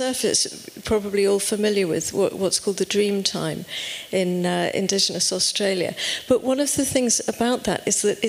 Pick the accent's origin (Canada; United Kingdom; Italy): United Kingdom; you can tell from my accent that I come from over the pond